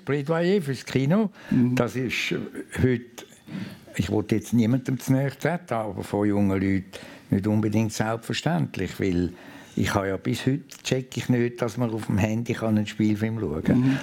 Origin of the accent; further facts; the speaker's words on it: Lake Zurich municipality, Switzerland; Ich bin in Helleberg aufgewachsen, Seegemeinde am Zürichsee.